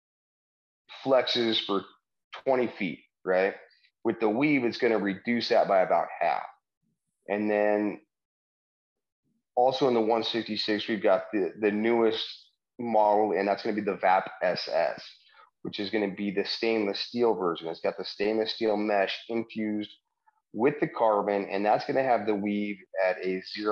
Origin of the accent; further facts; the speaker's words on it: Wyoming, United States; moved away as an adult; also born or lived in San Diego; I'm originally from Wyoming. I grew up in the mountains hunting, fishing with my dad. Our family had a ranch up by the Devil's Tower